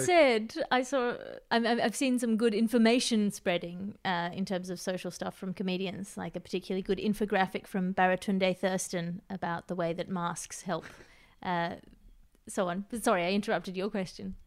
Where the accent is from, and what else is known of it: Australia; accent: Australian